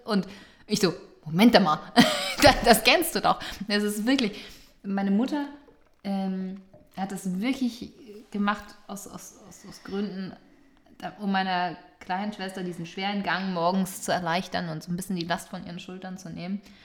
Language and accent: German; Hamburg, Germany; meine Heimatstadt hier